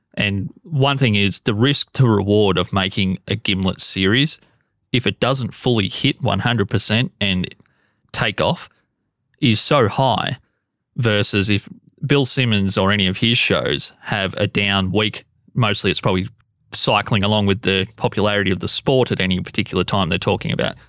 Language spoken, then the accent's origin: English; Australia; as an Australian